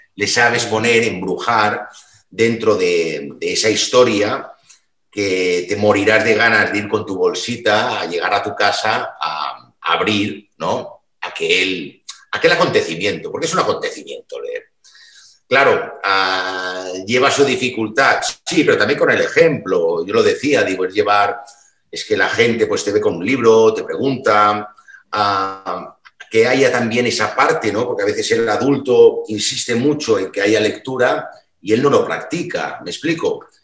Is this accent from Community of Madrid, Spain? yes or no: no; Mallorca, Balearic Islands, Spain; now in Barcelona, Spain; yo soy isleño de Mallorca